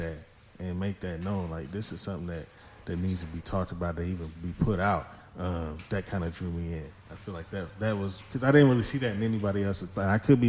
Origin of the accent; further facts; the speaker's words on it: Chattanooga, Tennessee, United States; also born or lived in Knoxville, Tennessee; I'm from Chattanooga. I'm not native. I was born in Knoxville, but I lived here the majority of my life.